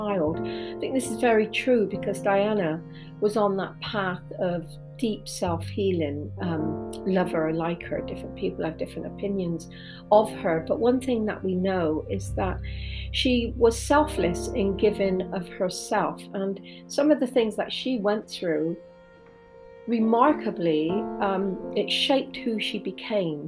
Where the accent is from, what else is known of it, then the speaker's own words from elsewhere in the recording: England, United Kingdom; coming from England